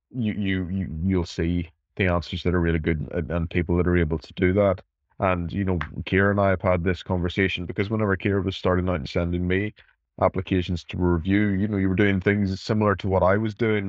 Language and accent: English; Northern Ireland, United Kingdom; I'm from Northern Ireland. Um, you know, I, I was 10 years old